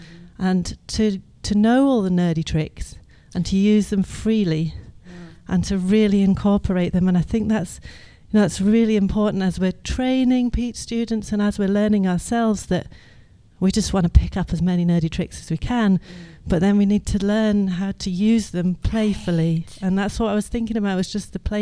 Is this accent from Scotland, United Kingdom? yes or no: yes; Edinburgh, Scotland, United Kingdom; I'm from Edinburgh.